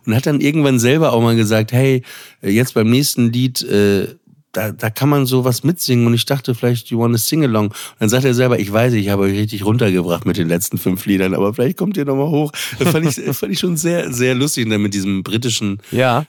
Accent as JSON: {"language": "German", "town": "Papenburg", "region": "Lower Saxony", "country": "Germany", "said": "ich komme aus Papenburg im Emsland"}